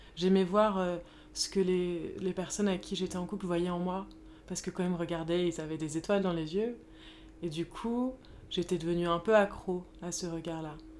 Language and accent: French; Paris, Île-de-France, France; j'ai grandi à Paris